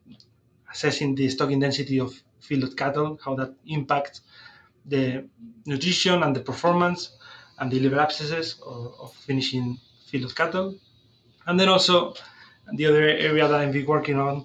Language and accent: English; Spain; moved away as an adult; also born or lived in Lethbridge, Canada; now in Saskatoon, Canada; I'm originally from Spain, where I did my vet degree, my master's